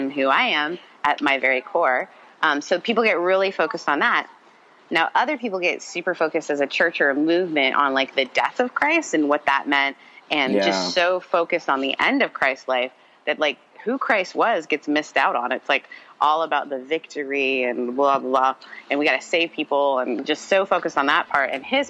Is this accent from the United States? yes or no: yes; Mississippi, United States; also born or lived in Canada; because I grew up in the South. I lived in Canada until I was 14. Then I moved to Mississippi.